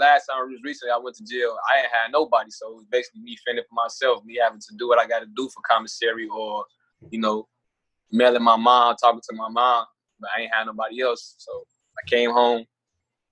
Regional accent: Chicago, Illinois, United States; I'm from Chicago

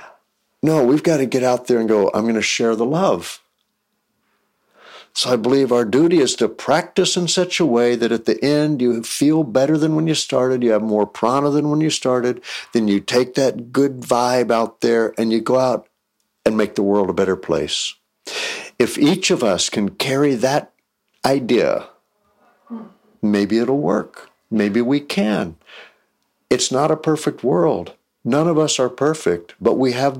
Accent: Texas, United States; I grew up in Texas where sports are religion

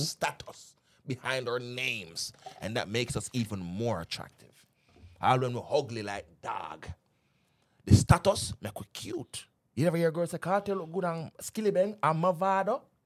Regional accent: Jamaica; now in United States; we grew up in Jamaica.

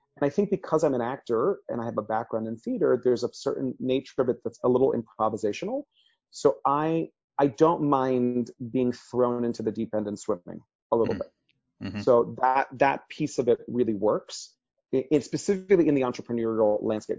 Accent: Miami, Florida, United States; first language Spanish; English is a second language; I grew up in Miami, Florida

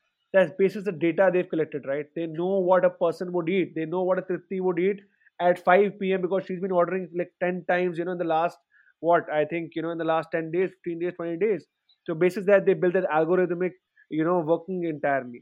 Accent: Delhi, India; I come from Delhi and I'm sitting in Greater Kailash.

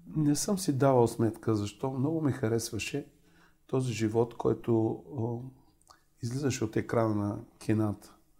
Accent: Varna, Varna Province, Bulgaria; moved away; във Варна, а, там където живеех

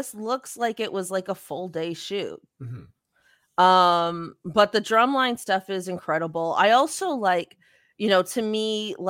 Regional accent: Canada; I'm actually not sure. We're Canadian.

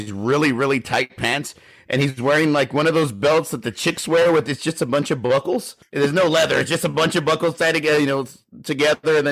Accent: Texas, United States; we're from Texas

